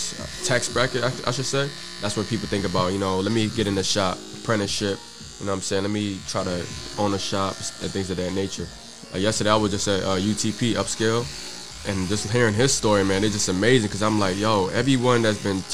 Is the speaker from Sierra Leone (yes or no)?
yes; Sierra Leone; I'm from Sierra Leone